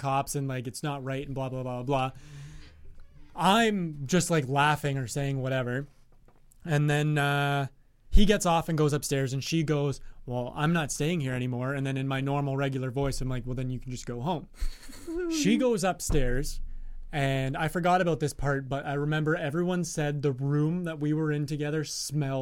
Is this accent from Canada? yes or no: no; Australia; me being Australian